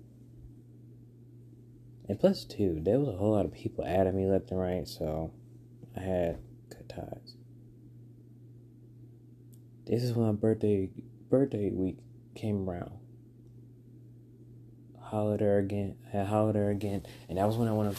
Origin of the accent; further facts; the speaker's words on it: Alabama, United States; also born or lived in North Carolina; back to my home state, Alabama